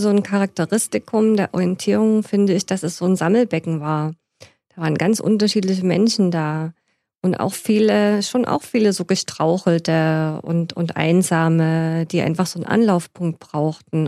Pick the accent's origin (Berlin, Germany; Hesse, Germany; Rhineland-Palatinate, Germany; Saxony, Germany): Saxony, Germany; Stollberg; now in Leipzig, Germany; in die Messe in Stolberg im Erzgebirge, wo ich geboren bin